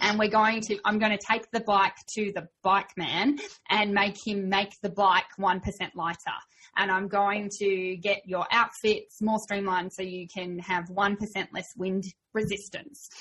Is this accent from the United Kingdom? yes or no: no; Australia; I'm Aussie